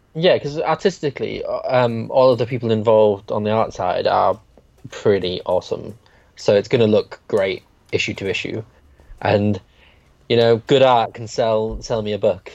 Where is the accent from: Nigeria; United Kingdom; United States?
United Kingdom; I'm too British to be hippie.